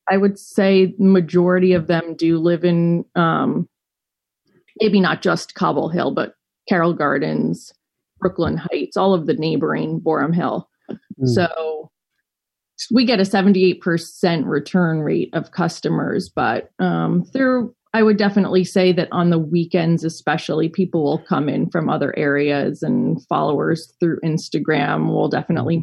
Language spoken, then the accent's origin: English; New York City, New York, United States; also born or lived in Colorado; I grew up in New York City and ran away to Colorado for college